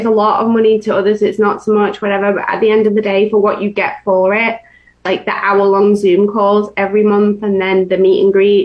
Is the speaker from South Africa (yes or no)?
no; England, United Kingdom; now in Florida, United States; I'm from England